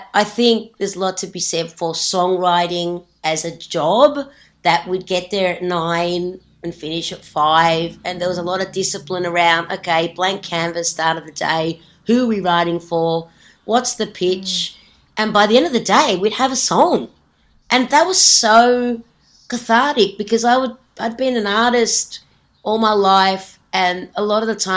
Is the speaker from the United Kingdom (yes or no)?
no; Australia; moved away as an adult; also born or lived in Sweden; as an Aussie